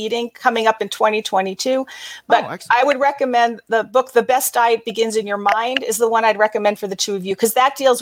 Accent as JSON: {"language": "English", "area": "Long Island", "region": "New York", "country": "United States", "tie": "born or raised there", "also_born_or_lived": "Brooklyn, New York", "moved": "as an adult", "lives_now": "Los Angeles, United States", "said": "I was born in Brooklyn. I was raised on Long Island"}